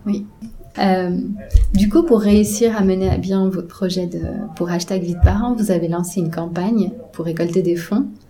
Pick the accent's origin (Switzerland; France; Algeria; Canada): Switzerland; Geneva; chez nous à Genève